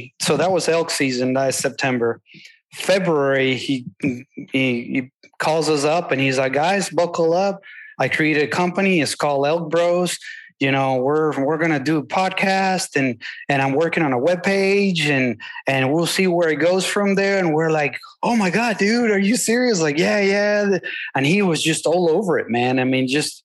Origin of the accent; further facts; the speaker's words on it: Venezuela; now in Texas, United States; I come from Venezuela, a very different ecosystem. And I also live in Texas